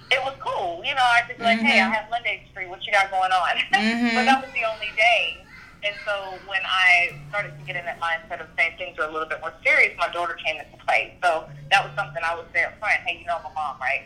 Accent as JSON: {"language": "English", "area": "Little Robbins", "region": "the South", "country": "United States", "moved": "as an adult", "lives_now": "Atlanta, United States", "said": "I'm from Little Robbins, very small town down south"}